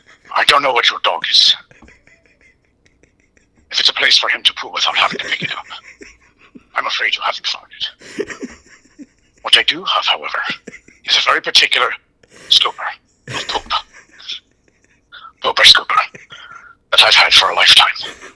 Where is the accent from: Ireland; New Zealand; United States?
Ireland; I'm Irish.